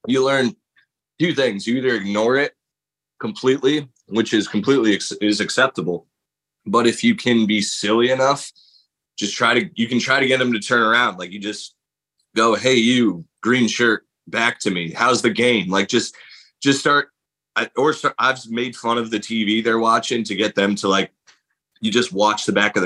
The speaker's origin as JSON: {"language": "English", "town": "Middletown", "region": "Connecticut", "country": "United States", "tie": "born or raised there", "said": "my hometown in Middletown, Connecticut"}